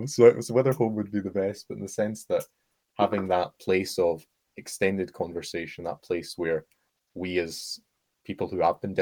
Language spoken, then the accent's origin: English; Oxford, South East England, United Kingdom; It's a bit like my hometown in the sense that, in Oxford, you walk a little bit and then there are fields.